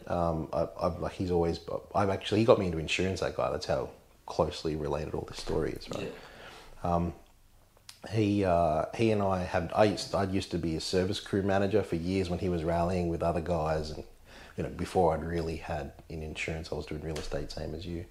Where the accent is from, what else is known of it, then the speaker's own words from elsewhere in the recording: Urunga, New South Wales, Australia; also born or lived in Tweed Heads; I grew up in Urunga, which is not far from here. Went to Bellingen High School locally